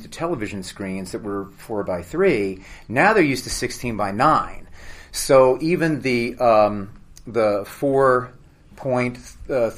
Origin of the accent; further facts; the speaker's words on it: Louisville, Kentucky, United States; now in Los Angeles, United States; We're both from Louisville, Kentucky